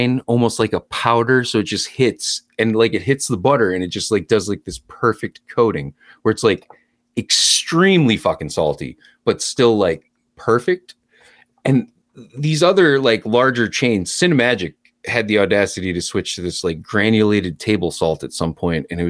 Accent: Lewiston, Maine, United States; also born or lived in Portland, Maine; I grew up in Lewiston, Maine, but I went to school in Portland, Gorham, Portland, USM.

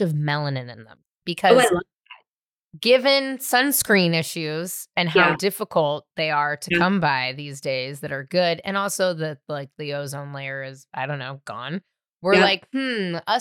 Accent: California, United States; I grew up in California

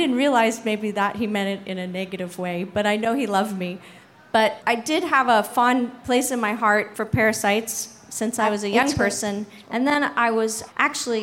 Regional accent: Canada; now in San Francisco, United States; I'm Canadian, eh?

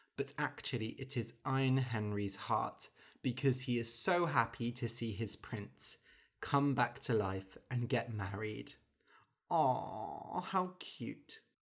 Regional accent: United Kingdom; as a British person

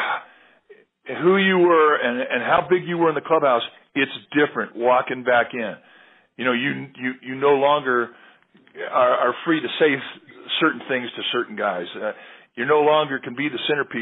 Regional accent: Southern California, United States; I was raised in Southern California

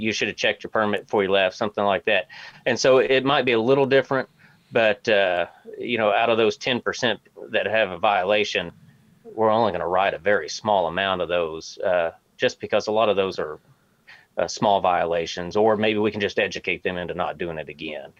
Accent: Arkansas, United States; moved away as an adult; also born or lived in Springfield, Missouri; now in Missouri, United States; I'm actually originally from Arkansas

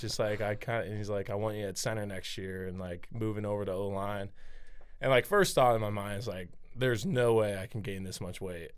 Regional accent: Nebraska, United States; growing up in Nebraska

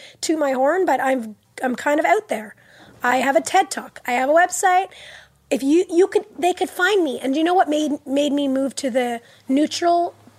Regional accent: Montreal, Quebec, Canada; first language English; I was born in Montreal.

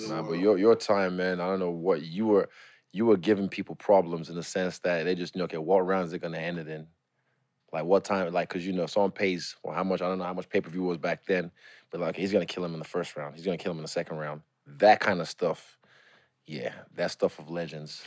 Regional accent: New Zealand; also born or lived in Lagos, Nigeria; I'm from New Zealand

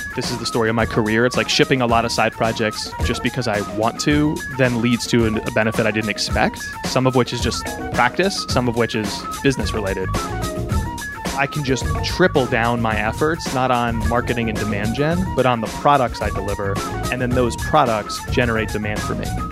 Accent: Connecticut, United States; my home state of Connecticut in the States

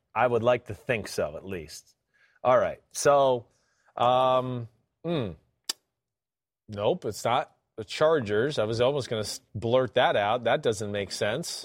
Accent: New Jersey, United States; I'm from Jersey

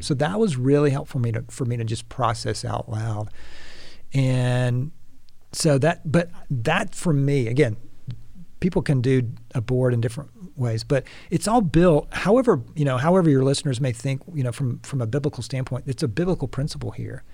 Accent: Atlanta, Georgia, United States; I'm gonna try to keep my yalls to a minimum, but I'm from Atlanta

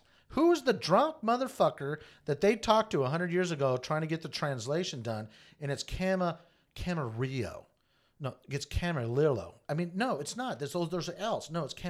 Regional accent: Japan; I mean, I grew up in Japan for many years.

